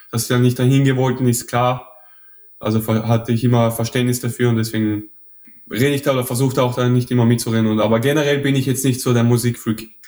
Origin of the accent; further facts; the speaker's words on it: Mödling, Lower Austria, Austria; accent: Viennese; moved away as an adult; also born or lived in Vienna; aufgewachsen, aber immer in Wien in die Schule gegangen. Das ist quasi in Niederösterreich, so am Rand von Wien